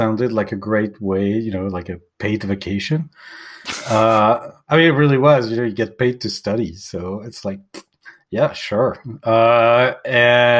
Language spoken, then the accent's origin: English; Paris, Île-de-France, France; now in Los Angeles, United States; I am originally born and bred Parisian, from the left bank